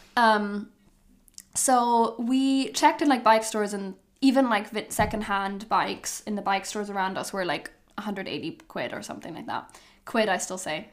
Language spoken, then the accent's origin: English; Hamburg, Germany; also born or lived in London; now in Amsterdam, Netherlands; growing up in Hamburg